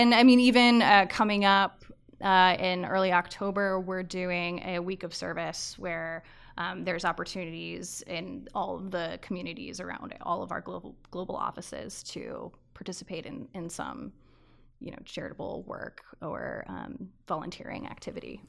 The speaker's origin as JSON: {"language": "English", "town": "Avon", "region": "Connecticut", "country": "United States", "tie": "born or raised there", "also_born_or_lived": "Maryland", "said": "I was born in Maryland, grew up in Avon, Connecticut, outside of Hartford"}